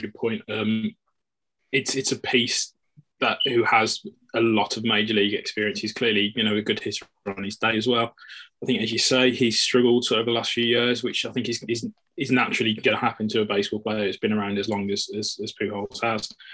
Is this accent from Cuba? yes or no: no; United Kingdom; as British Dodgers fans